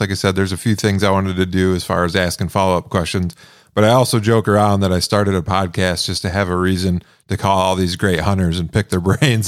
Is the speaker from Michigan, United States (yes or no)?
yes; Michigan, United States; moved away as an adult; now in Montana, United States; I'm actually from Michigan originally. I lived most of my life there